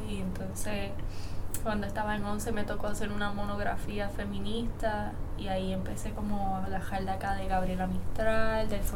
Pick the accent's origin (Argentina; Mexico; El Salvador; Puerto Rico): Puerto Rico; Aguadilla; also born or lived in Hormigueros; now in Moca, Puerto Rico; Yo soy natural de Aguadilla, pero hemos estado también en hormigueros